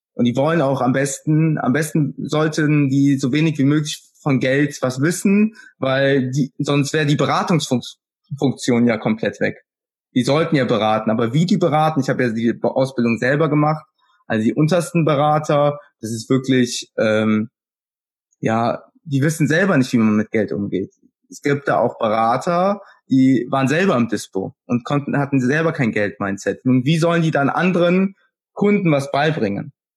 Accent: Kerpen, North Rhine-Westphalia, Germany; Ich komme aus Kerpen

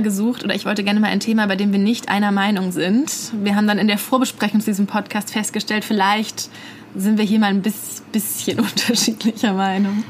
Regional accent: Bad Mergentheim, Baden-Württemberg, Germany; now in Berlin, Germany; ich komme aus Bad Mergentheim.

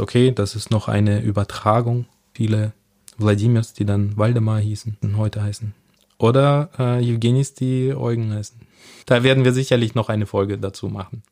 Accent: Southern Germany, Germany; accent: Süddeutsch; ich bin in Süddeutschland aufgewachsen, das ist Süddeutsch, was Sie hier raushören.

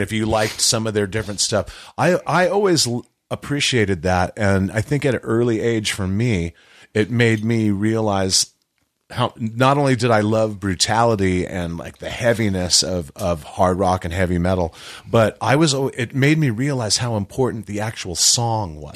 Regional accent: Hawaii, United States; moved away as an adult; also born or lived in California; I was a kid in Hawaii. I grew up in Hawaii.

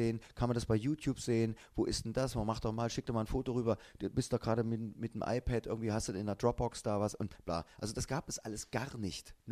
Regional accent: East Germany, Germany; weil ich komme aus der DDR.

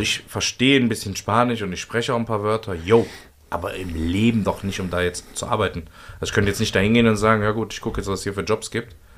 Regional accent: Cologne, North Rhine-Westphalia, Germany; Als Kölner

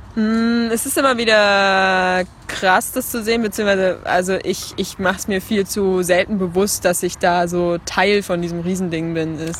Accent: Leipzig, Saxony, Germany; Ich komme aus Leipzig, habe dort gerade mein Abitur gemacht

